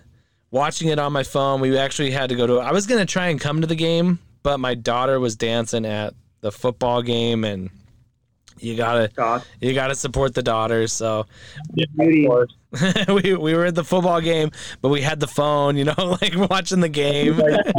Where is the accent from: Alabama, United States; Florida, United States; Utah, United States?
Utah, United States; Yeah, I've lived in Utah my whole life